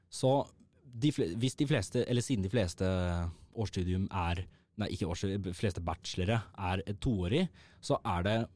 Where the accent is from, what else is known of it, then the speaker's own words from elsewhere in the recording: Oslo, Norway; Født og oppvokst på Oslo vest